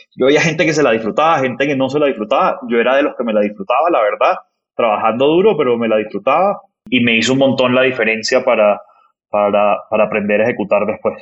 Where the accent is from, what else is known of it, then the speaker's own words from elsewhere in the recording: Barranquilla, Atlántico, Colombia; soy, soy barranquillero del, del norte de Colombia